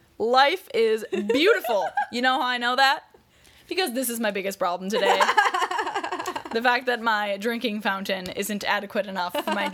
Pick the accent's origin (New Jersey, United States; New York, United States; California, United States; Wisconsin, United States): Wisconsin, United States; I call them bubblers because I'm from Wisconsin